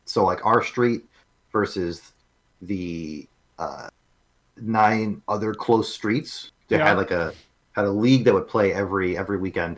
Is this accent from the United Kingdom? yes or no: no; Canada; born or raised there; moved away